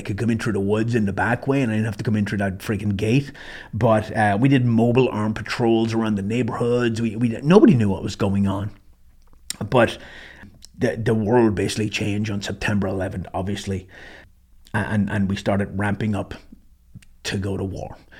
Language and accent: English; Ireland; moved away as an adult; also born or lived in Germany; I walked in that morning as a Irish citizen, green card holder, and I walked out as a U S citizen